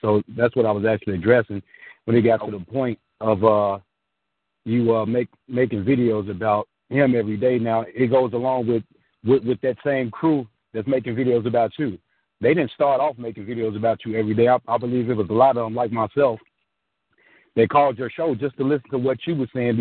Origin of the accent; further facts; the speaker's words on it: Chicago, Illinois, United States; I've called in several times from Illinois because I'm from Chicago